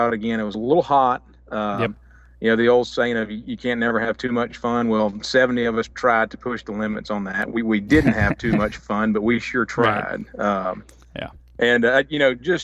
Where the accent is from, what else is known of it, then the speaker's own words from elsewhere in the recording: West Monroe, Louisiana, United States; four of us from West Monroe.